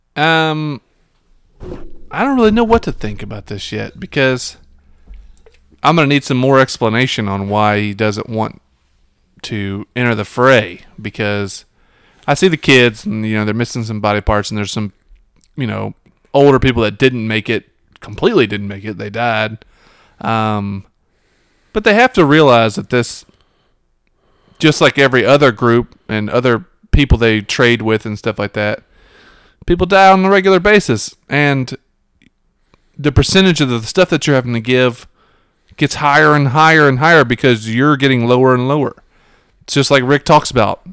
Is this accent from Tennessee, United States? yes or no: yes; Memphis, Tennessee, United States; we're from the Memphis area